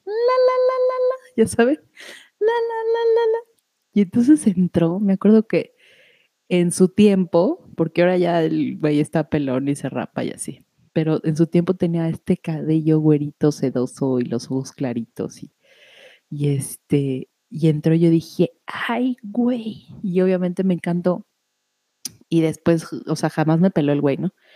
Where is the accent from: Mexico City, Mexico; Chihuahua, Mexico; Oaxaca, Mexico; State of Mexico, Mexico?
Mexico City, Mexico; cuando nací allá en la Ciudad de México